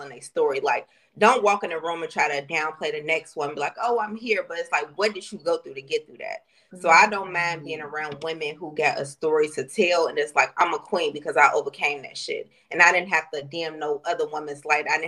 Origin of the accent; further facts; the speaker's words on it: Chicago, Illinois, United States; I'm from Chicago.